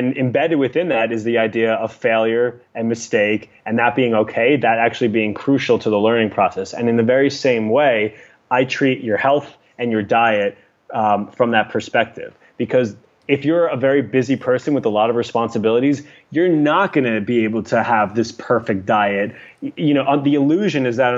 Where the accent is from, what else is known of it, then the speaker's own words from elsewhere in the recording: New York City, New York, United States; now in Los Angeles, United States; I'm a New Yorker.